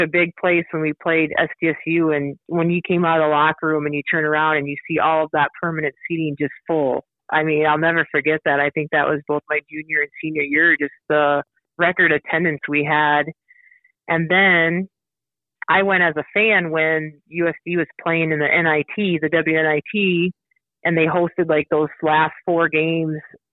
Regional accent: Wagner, South Dakota, United States; also born or lived in Watertown / Vermillion; I had such great teachers growing up in Wagner.

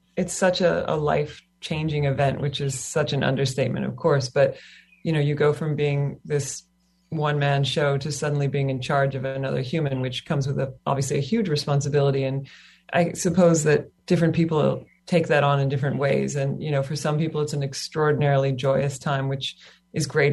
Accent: Kentucky, United States; also born or lived in Australia; now in Hawaii, United States; I grew up in Kentucky on the mainland

